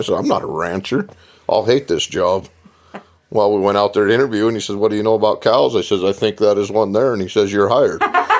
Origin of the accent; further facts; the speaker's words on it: Libby, Montana, United States; I was born and raised in Libby, Montana. That was, the way I describe it, is as close to homeless as you can be with a roof over your head.